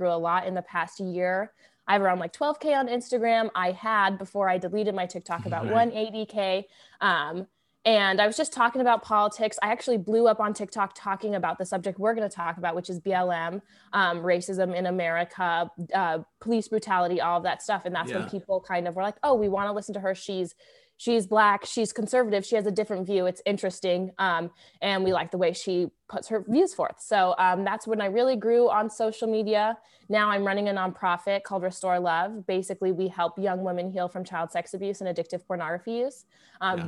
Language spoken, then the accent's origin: English; Mesa, Arizona, United States; also born or lived in Hollywood, California; grew up in Arizona, Mesa, Arizona, to be exact, born in the house that I am currently